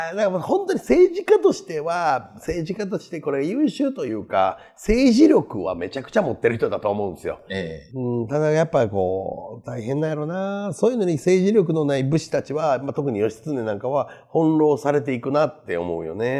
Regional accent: Kansai, Japan

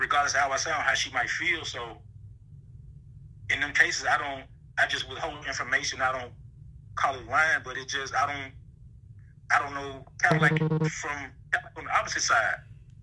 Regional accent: the South, United States; now in Austin, United States; growing up in the South

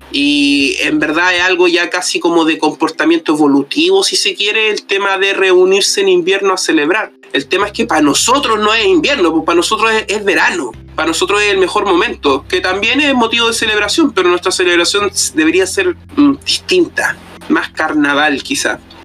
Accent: Cartagena, Valparaíso, Chile; Me acuerdo mucho en la infancia haber ido a buscar pino, haber ido a cortar pino de niño, cuando en Cartagena todavía quedaba bosque

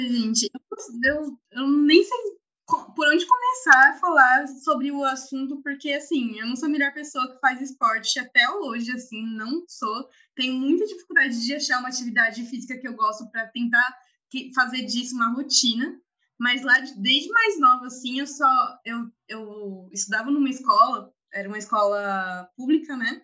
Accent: Santo André, São Paulo, Brazil; Sou de Santo André

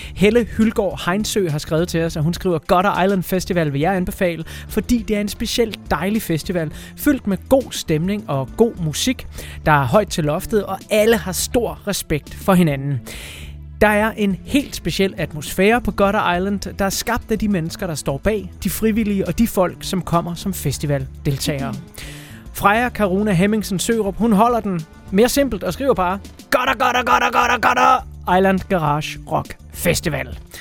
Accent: South Funen Archipelago, Southern Denmark, Denmark; min hjemstavn til Sydfynske Øhav

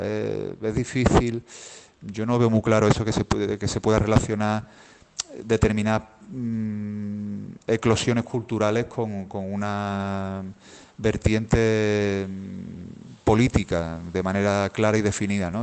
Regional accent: Seville, Andalusia, Spain; la ciudad de donde yo de donde yo soy, donde yo vivo

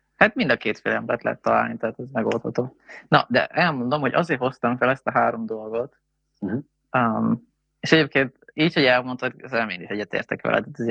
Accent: Hungary; magyarok vagyunk

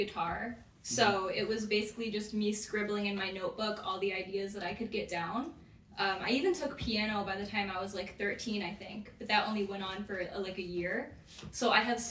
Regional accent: Westmoreland, New York, United States; I'm from Westmoreland, so about 45 minutes away from here

